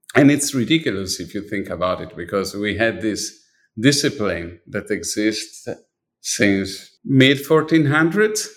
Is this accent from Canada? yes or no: no; Milan, Lombardy, Italy; moved away; I was born in Milan and I was definitely dipped my body, my, my life, everything was really dipped in design. I was living in a street that had at least four or five design store